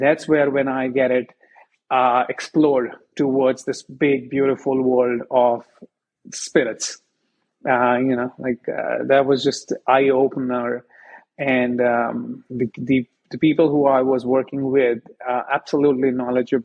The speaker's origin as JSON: {"language": "English", "country": "India", "tie": "born or raised there", "moved": "as an adult", "lives_now": "United States", "said": "I come from India, and for us, we grew up drinking Black Label and Red Labels"}